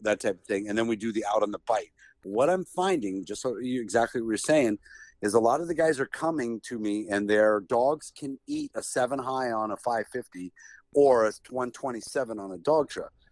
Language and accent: English; Canton, Ohio, United States; I'm from Canton, Ohio.